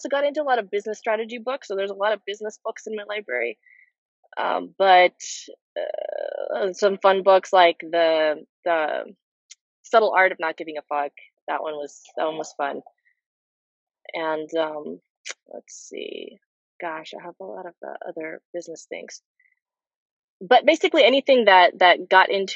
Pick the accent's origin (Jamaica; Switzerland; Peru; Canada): Peru; also born or lived in Nashville, Tennessee; now in Los Angeles, United States; I'm from Peru originally.